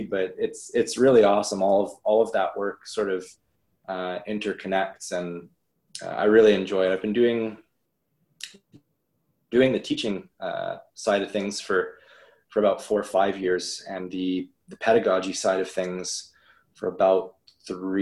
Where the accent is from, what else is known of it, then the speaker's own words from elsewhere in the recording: Penetanguishene, Ontario, Canada; I grew up in Penetanguishene, Ontario